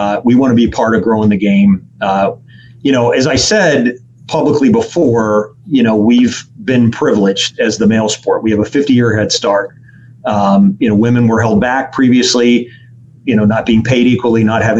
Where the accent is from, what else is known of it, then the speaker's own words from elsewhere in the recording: Pittsburgh, Pennsylvania, United States; I grew up on Parkview Avenue in South Oakland.